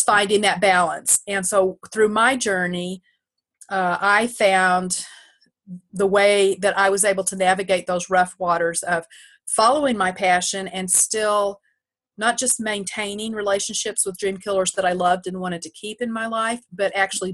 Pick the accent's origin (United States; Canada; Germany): United States; Texas; now in New York, United States; I'm a Texan, full-blood Texan